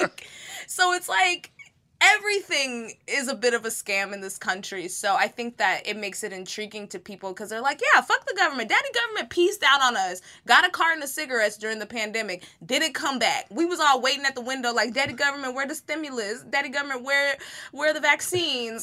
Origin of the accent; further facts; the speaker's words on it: Texas, United States; I'm from, this is my home state, is Texas